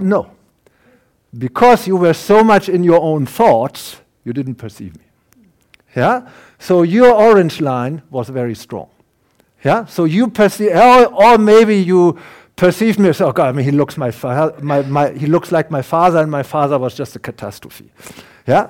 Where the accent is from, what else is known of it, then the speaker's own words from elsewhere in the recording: Germany; accent: German; English is a second language; now in Canada; my German accent, I'm a German, I can't hide that. No, long, no matter how long I will live in Canada, they will recognize me.